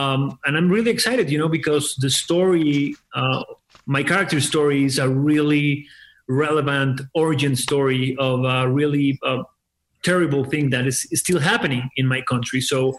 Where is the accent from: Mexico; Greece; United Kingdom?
Mexico; Aguascalientes; I'm from Aguascalientes. I'm from Aguascalientes, a really small town in the middle of the country.